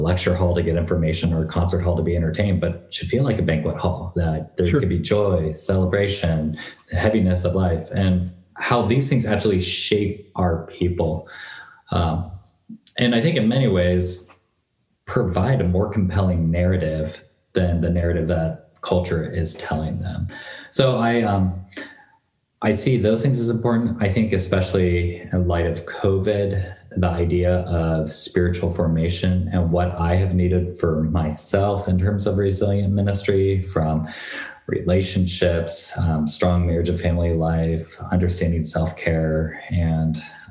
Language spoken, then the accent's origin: English; North Bend, Washington, United States; moved away as an adult; now in Corvallis, United States; Dolly and I are high school sweethearts from North Bend, Washington